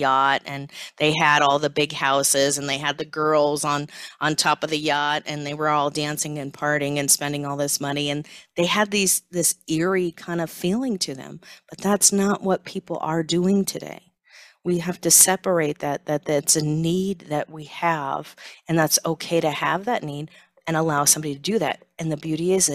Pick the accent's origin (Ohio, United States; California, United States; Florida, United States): California, United States; Silicon Valley; growing up in Silicon Valley